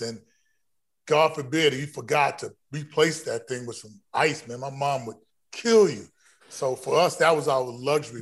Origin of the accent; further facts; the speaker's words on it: Texas, United States; being a Texan, being a Texan growing up in a town of one hundred and fifty people